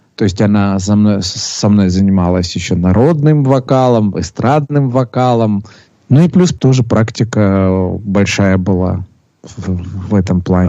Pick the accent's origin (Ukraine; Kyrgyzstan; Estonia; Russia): Russia; Sochi, Krasnodar Krai; родился я в городе э, Сочи